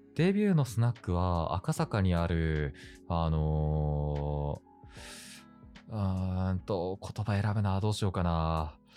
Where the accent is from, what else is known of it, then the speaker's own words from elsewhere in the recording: Hokkaido, Japan; moved away; 出身北海道